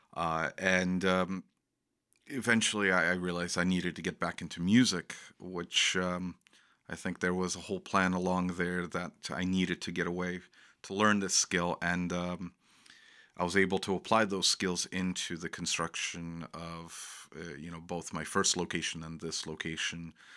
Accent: Long Island, New York, United States; moved away as an adult; now in Rock Island, United States; growing up on Long Island

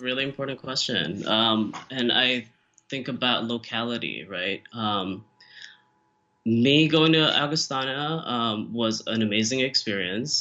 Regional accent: Philippines; now in Chicago, United States; as a person of color as a Filipino

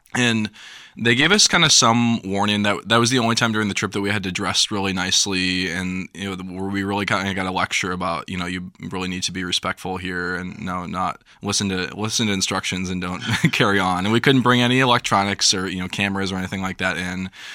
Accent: Davenport, Iowa, United States; I'm also from Davenport, Iowa.

